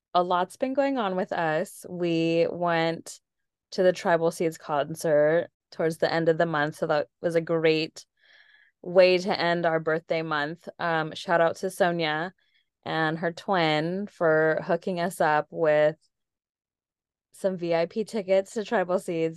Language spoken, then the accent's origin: English; San Diego, California, United States; I'm from San Diego, born and raised